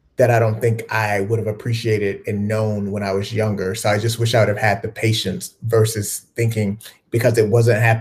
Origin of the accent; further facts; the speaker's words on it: Mississippi, United States; also born or lived in Chicago, Illinois; I grew up in Mississippi, but, you know, I'm originally from Chicago